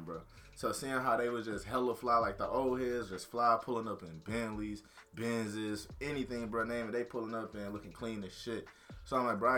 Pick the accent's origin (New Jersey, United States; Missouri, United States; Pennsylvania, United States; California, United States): Missouri, United States; St. Louis; moved away as an adult; now in Warrensburg, United States; I'm from St. Louis